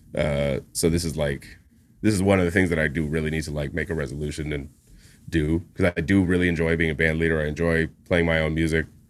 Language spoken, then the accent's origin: English; Winnipeg, Manitoba, Canada; moved away as an adult; now in New York, United States; Part of it's being from a place like Winnipeg.